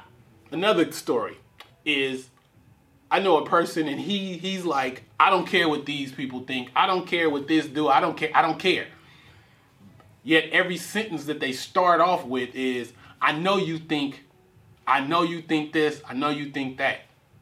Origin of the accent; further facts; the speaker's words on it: Richmond, United States; Growing up in Richmond, it's certain times where you have to be able to assess a situation